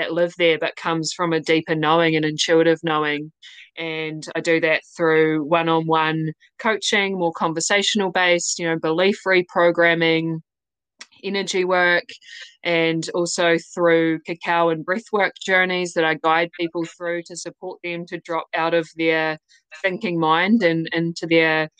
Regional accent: New Zealand; accent: New Zealand; I'm in New Zealand. That's my accent.

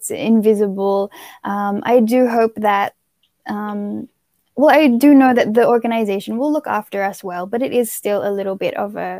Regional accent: Philippines; from the Philippines, and I am, I am your future scene of the crime operative here in the Philippines.

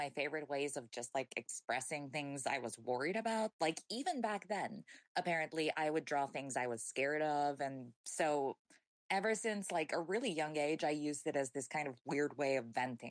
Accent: New Zealand; born there; also born or lived in Chile / Hong Kong / Taiwan / England; So I was born in New Zealand, which has, like, I don't have anyone in my family who comes from there. It's just where my dad was working at the time. We moved to Chile, which is where my mom's from.

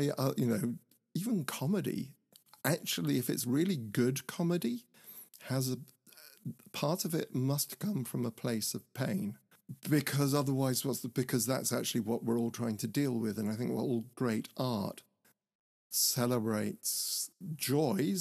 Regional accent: Horsham, South East England, United Kingdom; the theatre where I grew up in Horsham

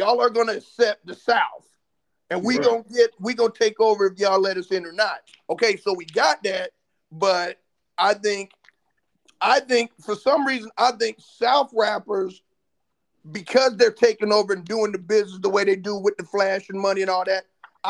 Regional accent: Germany; But when I grew up in Germany, white people were wearing … … hats.

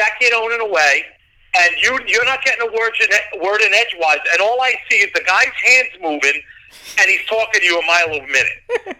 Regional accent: Westchester, New York, United States; also born or lived in Bronx, New York; When you grow up in an Italian family and you're from the Bronx, I was born in Misericordia Hospital. I know a lot of people know where that is. You know, it's like I moved to Westchester as a young kid, but my family was always in the Bronx.

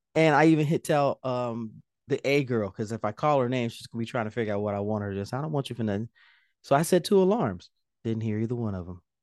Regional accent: Indianapolis, Indiana, United States; I'm from Indianapolis

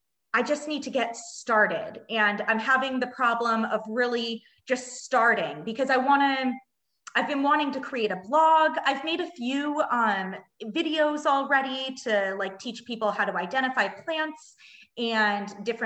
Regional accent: Southern California, United States; moved away as an adult; also born or lived in Germany; now in Munich, Germany; I'm from Southern California, and I have been living in Germany for the past 5 years and recently just moved to Munich a few months ago

